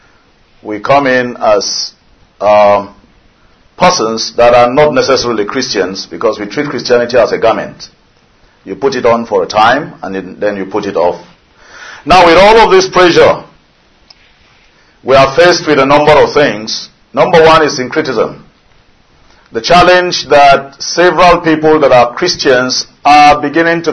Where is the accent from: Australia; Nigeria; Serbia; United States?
Nigeria; I'm a Nigerian.